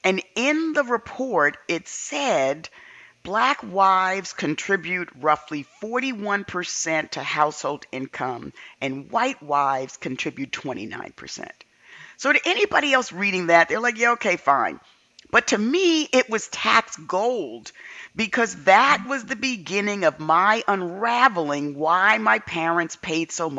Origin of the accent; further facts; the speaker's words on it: New York City, New York, United States; Growing up in the South Bronx